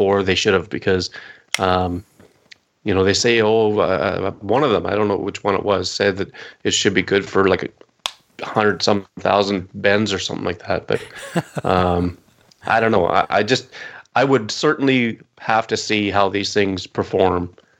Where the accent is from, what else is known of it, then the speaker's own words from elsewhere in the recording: Canada; I'm Canadian.